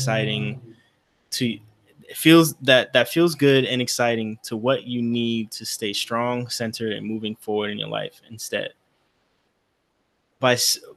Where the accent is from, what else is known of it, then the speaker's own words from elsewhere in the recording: New York, United States; we're all from New York